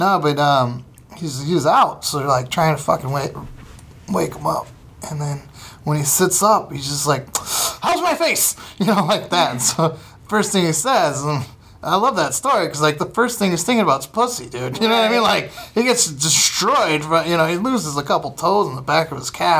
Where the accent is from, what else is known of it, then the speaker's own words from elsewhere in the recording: Fremont, Ohio, United States; now in Los Angeles, United States; my hometown. It's Fremont, Ohio